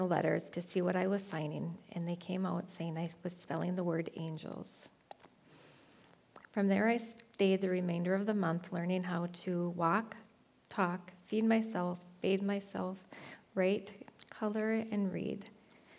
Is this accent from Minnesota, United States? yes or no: yes; Onamia, Minnesota, United States; moved away as an adult; now in Nisswa, United States; moving to the area from my hometown of Onamia